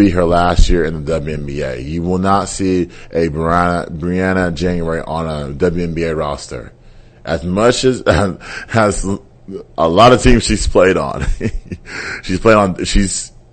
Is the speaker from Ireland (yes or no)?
no; Nigeria; I'm Nigerian.